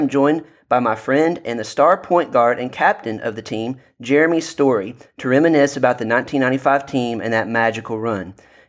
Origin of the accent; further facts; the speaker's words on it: Marshall County, Kentucky, United States; my hometown area of Marshall County, Kentucky, home of the Marshalls.